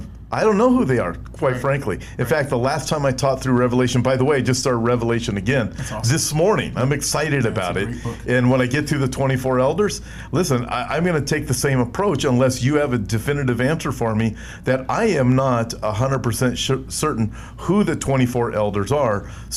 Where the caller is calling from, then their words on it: Melbourne, Victoria, Australia; I am from Melbourne, Australia, and always tune in and listen to your amazing work in the ministry.